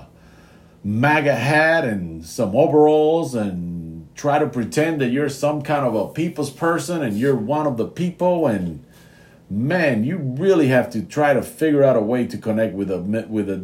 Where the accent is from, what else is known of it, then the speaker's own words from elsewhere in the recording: United States; I'm an American